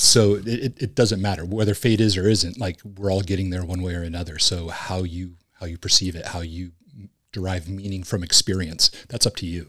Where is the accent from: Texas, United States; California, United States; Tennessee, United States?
California, United States; Huntington Beach; Originally, I'm from Huntington Beach, California